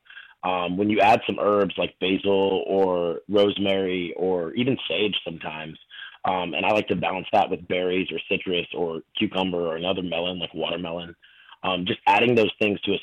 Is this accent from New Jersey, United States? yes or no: no; North Carolina, United States; moved away as an adult; also born or lived in New York / Chicago; now in Miami, United States; I grew up in North Carolina